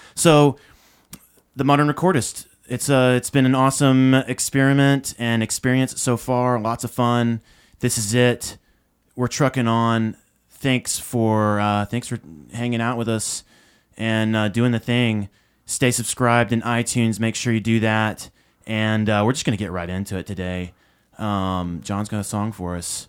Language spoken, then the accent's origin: English; Nashville, Tennessee, United States; I grew up in Nashville